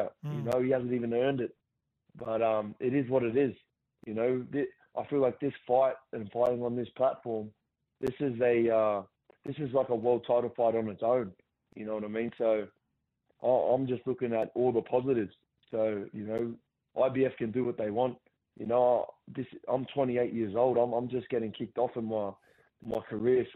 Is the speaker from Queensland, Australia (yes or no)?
no; Gosford, New South Wales, Australia; my hometown